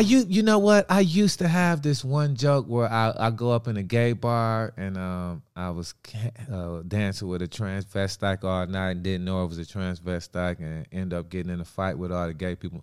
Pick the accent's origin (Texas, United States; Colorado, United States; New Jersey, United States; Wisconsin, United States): Wisconsin, United States; I'm from Wisconsin